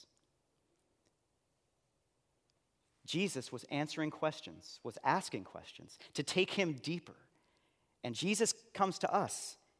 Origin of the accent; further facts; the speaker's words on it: Seattle, Washington, United States; And after he was at the church that I grew up in West Seattle, he moved to Denver and planted a church there.